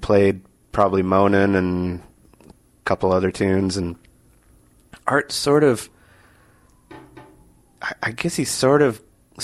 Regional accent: Wisconsin, United States; I grew up in Wisconsin

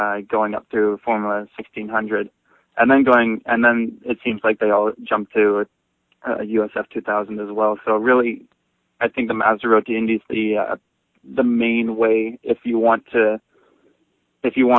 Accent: Vancouver, British Columbia, Canada; I was growing up in Canada. I lived here my whole life in Vancouver

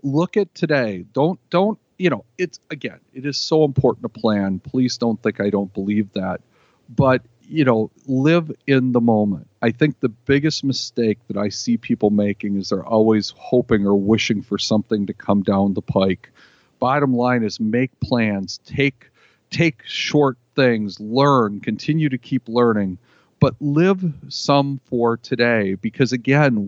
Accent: Green Bay, Wisconsin, United States; growing up in Green Bay

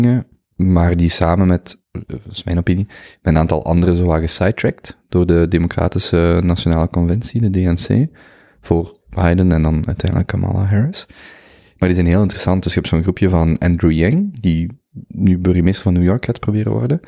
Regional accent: Belgium; als Belg

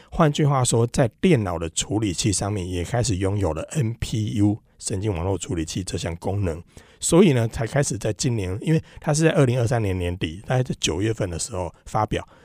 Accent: Taiwan; 我们台湾还这边国语、台语、客家语什么讲了一大堆

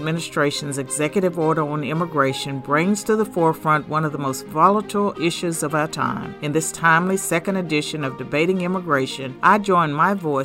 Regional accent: the South, United States; accent: Southern; my funny Southern accent

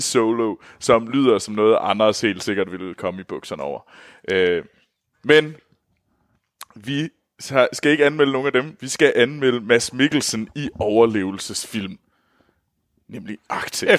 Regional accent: North of the Limfjord, North Denmark Region, Denmark; Jeg kommer Nordenfjords fra, så jeg bruger aldrig ræb

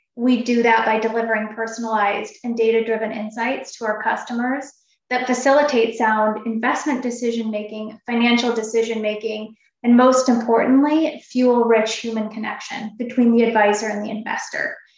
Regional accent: Oregon and Washington, Pacific Northwest, United States; now in Chicago, United States; I grew up in Oregon and Washington, and so that's where my home is.

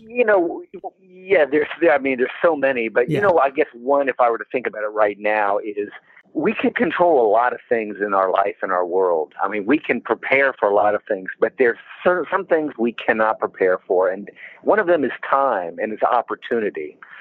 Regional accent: Florida, United States; also born or lived in Washington, D.C.; I grew up mainly in Florida

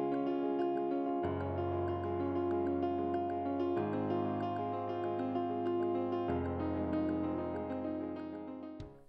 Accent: California, United States; moved away as an adult; also born or lived in Salzburg, Austria / New Zealand; now in Berlin, Germany; I am an American and I'm originally from California. But I am based here in Berlin, Germany.

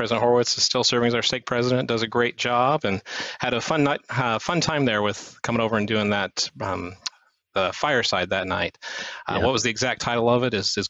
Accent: Indiana, United States; also born or lived in Utah / Tennessee; So I was born in Utah, and then we moved to Tennessee when I was about 9 or 10 years old, and then lived there for a couple of years, and then moved to northern Indiana when I was 12, and grew up there

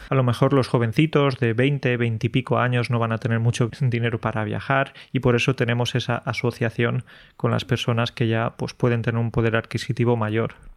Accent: Andalusia, Spain; moved away as an adult; now in Poland; de mi tierra, de Andalucía

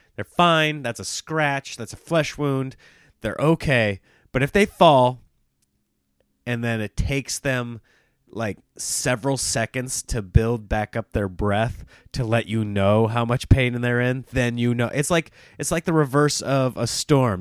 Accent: Nebraska, United States; moved away; I grew up in Nebraska, which was by and large a red state

